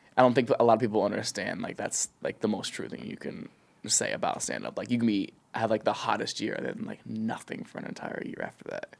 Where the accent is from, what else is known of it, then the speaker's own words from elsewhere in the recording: an hour west of Columbus, rural Ohio, United States; now in Los Angeles, United States; I'm from, like, the middle of nowhere, Ohio, like, an hour west of Columbus